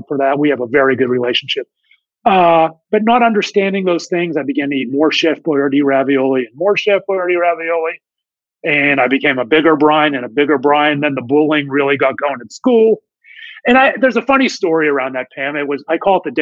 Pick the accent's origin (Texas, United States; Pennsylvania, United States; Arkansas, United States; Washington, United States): Pennsylvania, United States; Pittsburgh; I grew up in Pittsburgh, PA, born and raised